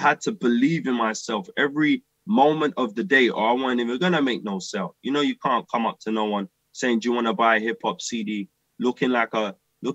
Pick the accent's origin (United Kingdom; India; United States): United Kingdom; London; growing up in Deptford, Blue Bar